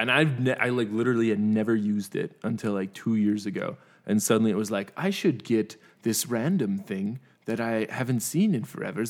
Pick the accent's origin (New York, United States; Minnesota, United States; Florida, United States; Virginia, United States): Minnesota, United States; moved away; I'm from Minnesota